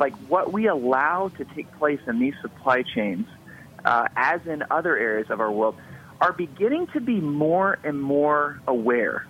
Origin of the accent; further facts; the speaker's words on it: Atlanta, Georgia, United States; moved away as an adult; also born or lived in Los Angeles; I grew up in Atlanta, and then after high school I moved out to Los Angeles